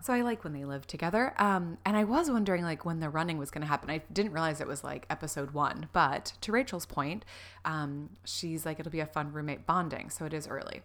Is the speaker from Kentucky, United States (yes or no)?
no; Florida, United States; growing up in Florida